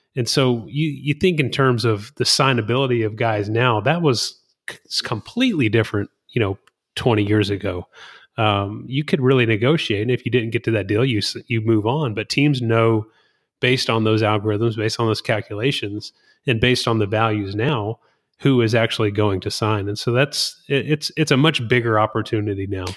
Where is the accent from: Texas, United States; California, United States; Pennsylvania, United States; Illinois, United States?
Texas, United States; Whitehouse; growing up in White House, Texas